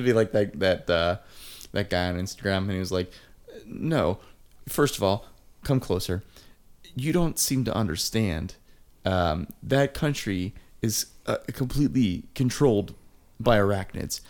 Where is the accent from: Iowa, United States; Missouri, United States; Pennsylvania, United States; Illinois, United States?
Pennsylvania, United States; Pittsburgh